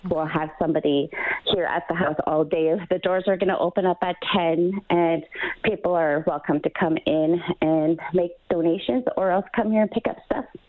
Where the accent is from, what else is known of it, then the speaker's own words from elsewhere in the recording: Fort Good Hope, Northwest Territories, Canada; I am from Fort Good Hope, Northwest Territories